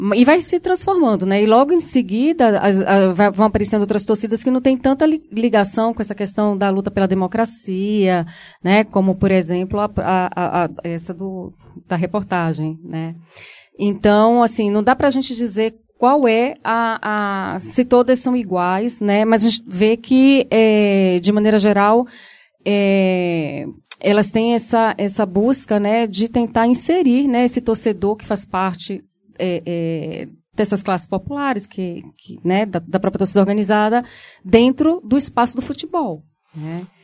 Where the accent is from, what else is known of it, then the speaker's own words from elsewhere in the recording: Brazil; como brasileiro